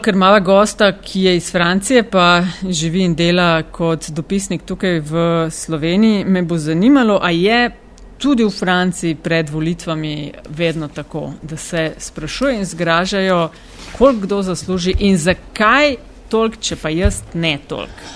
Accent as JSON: {"language": "Slovenian", "area": "Kočevje region", "region": "Southeast Slovenia", "country": "Slovenia", "tie": "born or raised there", "said": "Jaz sem iz Kočevske, doma"}